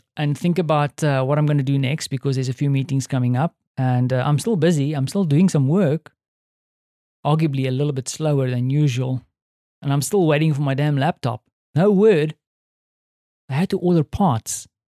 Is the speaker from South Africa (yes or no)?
yes; South Africa; moved away as an adult; now in Poland; as a South African